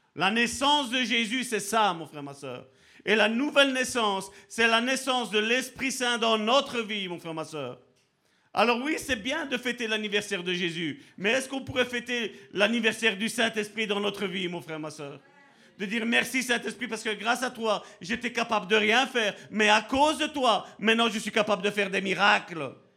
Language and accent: French; Italy; je suis italien